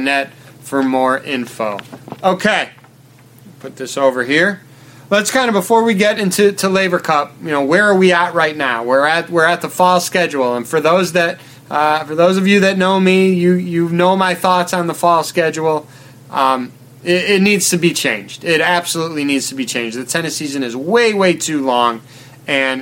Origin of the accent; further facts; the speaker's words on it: United States; I'm from America